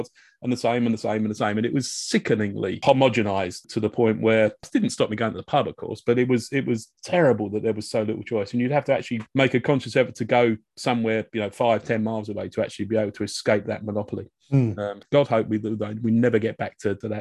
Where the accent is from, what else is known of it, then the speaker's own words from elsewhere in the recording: Hemel Hempstead, East of England, United Kingdom; I grew up in Hemel Hempstead